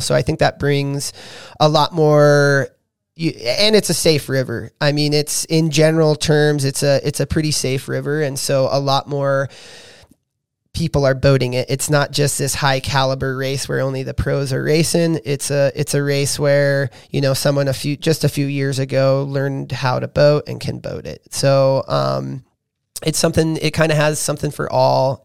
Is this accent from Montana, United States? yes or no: yes; Bigfork, Montana, United States; growing up in Big Fork